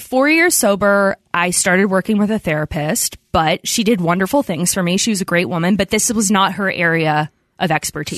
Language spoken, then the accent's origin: English; outside of Philadelphia, Pennsylvania, United States; I grew up outside of Philadelphia